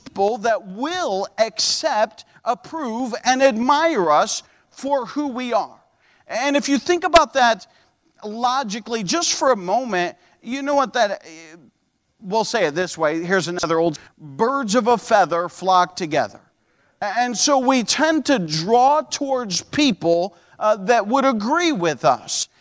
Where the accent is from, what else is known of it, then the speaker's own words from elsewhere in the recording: upstate New York, United States; moved away as an adult; also born or lived in Ohio; in upstate New York. Upstate New York had car inspections. I remember I came to Bible college